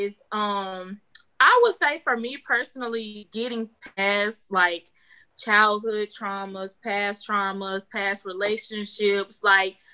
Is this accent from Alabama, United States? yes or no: yes; Elba, Alabama, United States; I'm 22 years old, and I'm from Elba, Alabama